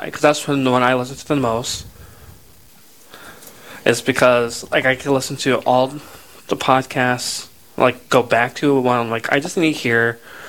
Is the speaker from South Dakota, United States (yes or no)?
yes; Sioux Falls, South Dakota, United States; I'm from Sioux Falls, too